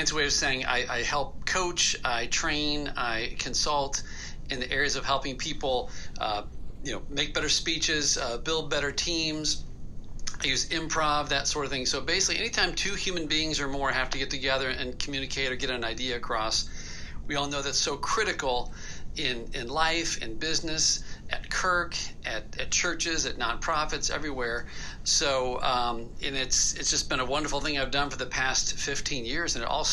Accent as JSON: {"language": "English", "town": "St. Louis", "region": "Missouri", "country": "United States", "tie": "born or raised there", "said": "I was born and raised in St. Louis"}